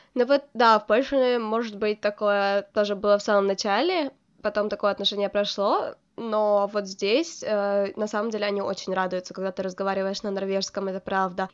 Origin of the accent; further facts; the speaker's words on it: Ukraine; also born or lived in Poland; now in Norway; я из Украины